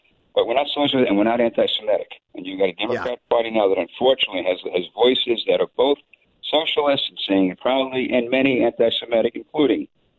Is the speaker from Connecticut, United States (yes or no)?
no; New York City, New York, United States; moved away; also born or lived in Minnesota; I was from Brooklyn, New York, with Jews, Italian, Irish, and that was about it.